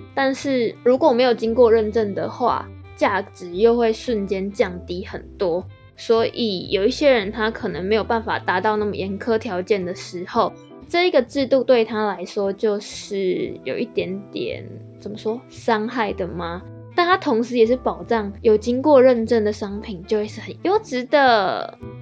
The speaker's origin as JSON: {"language": "Chinese", "country": "Taiwan", "said": "我们台湾人"}